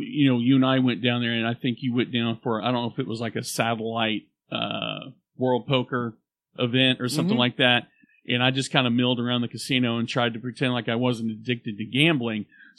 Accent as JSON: {"language": "English", "region": "Oklahoma", "country": "United States", "said": "y'all are from Oklahoma. We're like, yeah."}